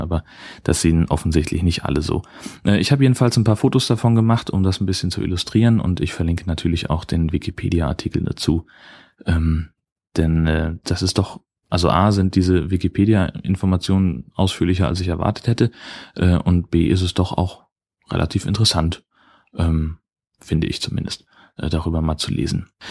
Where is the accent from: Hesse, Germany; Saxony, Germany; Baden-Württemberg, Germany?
Hesse, Germany; now in Dithmarschen, Germany; ich komme ursprünglich aus einem der waldreichsten Gebiete Deutschlands